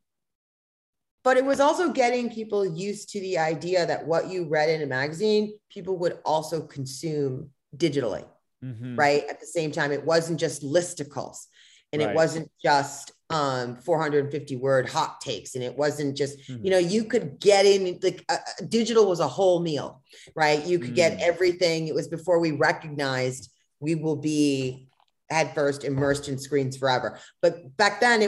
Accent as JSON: {"language": "English", "country": "United States", "said": "I'm American and I've lived it in America"}